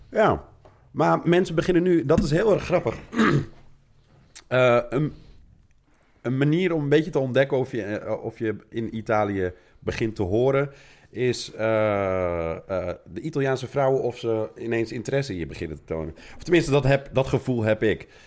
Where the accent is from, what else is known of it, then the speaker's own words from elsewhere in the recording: Netherlands; moved away as an adult; now in Rome, Italy; Ik kom uit Nederland, en mijn ouders komen uit Marokko